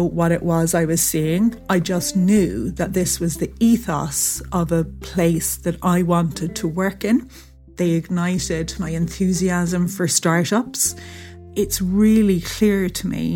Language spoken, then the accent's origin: English; Ireland; also born or lived in England; I was born in England and we lived there till I was about 7. And then we moved to Ireland, which is where my parents are from